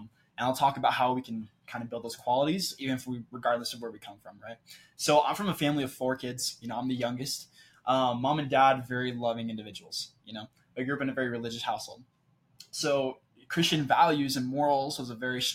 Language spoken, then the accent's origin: English; Clarkston, Washington, United States; moved away as an adult; also born or lived in southern Brazil; now in Utah, United States; I'm from Clarkson, Washington. It's a small town in southeastern Washington, population about 30,000. I grew up as a small town kid